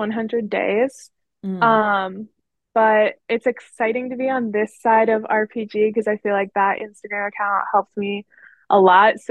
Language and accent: English; Pittsburgh area, Pennsylvania, United States; So I'm in Pennsylvania. I always tell people I'm from Pittsburgh, but I'm really like an hour away